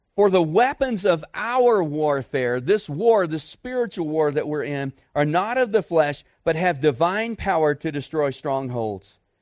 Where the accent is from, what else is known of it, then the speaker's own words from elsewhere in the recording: Dallas, Texas, United States; moved away as an adult; I'm a city boy. I grew up in Dallas-Fort Worth